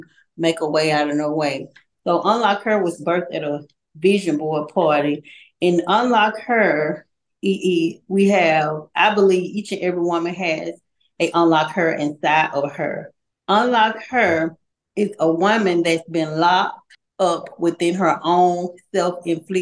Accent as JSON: {"language": "English", "town": "Montgomery", "region": "Alabama", "country": "United States", "tie": "born or raised there", "said": "I was born in Montgomery, Alabama. I attended Robert E. Lee High School"}